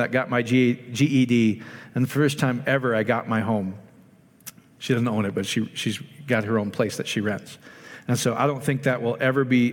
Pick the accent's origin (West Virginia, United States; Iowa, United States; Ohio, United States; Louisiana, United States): Iowa, United States; my little hometown in Iowa